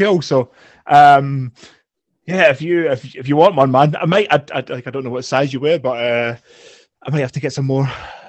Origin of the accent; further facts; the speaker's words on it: Scotland, United Kingdom; we're Scottish